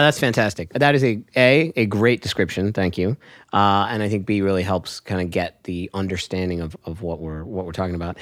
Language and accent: English; Hershey, Pennsylvania, United States; I was born in Hershey, Pennsylvania